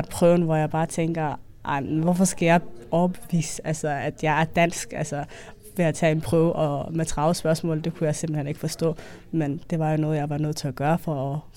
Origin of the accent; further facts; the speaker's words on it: Denmark; jeg er dansk, jeg er også somalier, jeg øh, spiser risengrød, men jeg har også somalisk kultur.